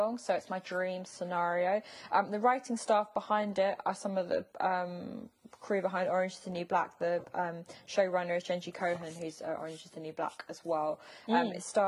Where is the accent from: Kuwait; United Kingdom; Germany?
United Kingdom; as a British person